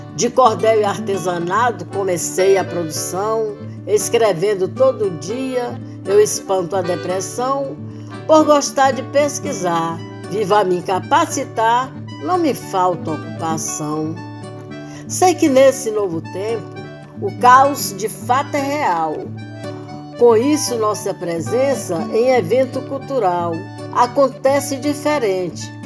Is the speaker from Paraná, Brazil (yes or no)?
no; Poeiras, Ceará, Brazil; moved away; Eu nasci em Poeiras, no Ceará